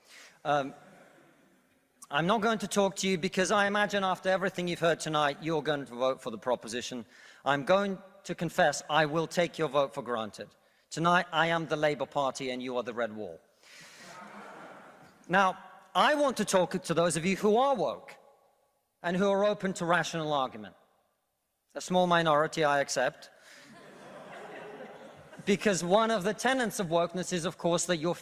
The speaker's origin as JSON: {"language": "English", "country": "Russia", "moved": "yes", "lives_now": "United Kingdom"}